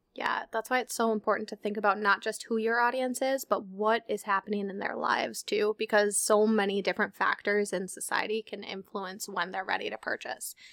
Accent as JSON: {"language": "English", "region": "Minnesota", "country": "United States", "said": "we're from Minnesota"}